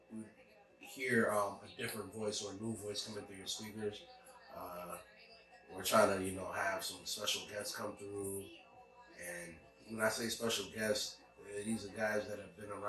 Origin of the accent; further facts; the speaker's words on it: Ghana; I'm from Ghana.